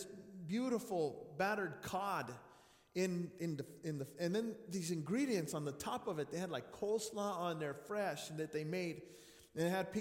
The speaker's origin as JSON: {"language": "English", "region": "New Mexico", "country": "United States", "tie": "born or raised there", "said": "Growing up in New Mexico"}